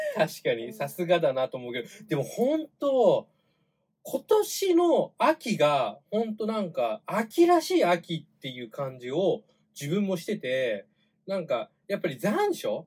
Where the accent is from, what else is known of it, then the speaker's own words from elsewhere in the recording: Chiba, Japan; 僕あの地元が千葉の方なんですけれども